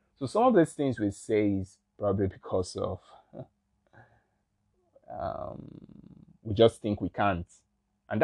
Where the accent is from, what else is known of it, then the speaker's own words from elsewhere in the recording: Nigeria; I'm from Nigeria